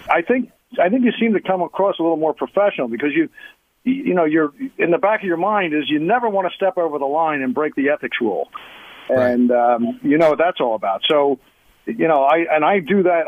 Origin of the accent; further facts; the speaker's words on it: Philadelphia, Pennsylvania, United States; now in Tampa Bay, United States; I'm from the Northeast, the, the Philadelphia area